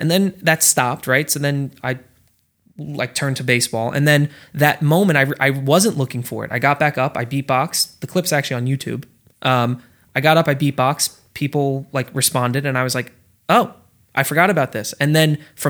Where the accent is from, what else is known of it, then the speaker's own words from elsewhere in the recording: New Jersey, United States; We're from New Jersey.